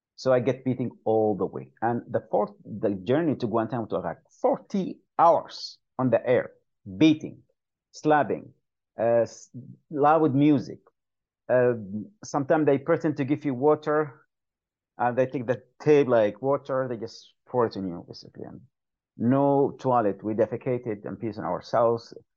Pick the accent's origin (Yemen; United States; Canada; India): Yemen; moved away; I am from Yemen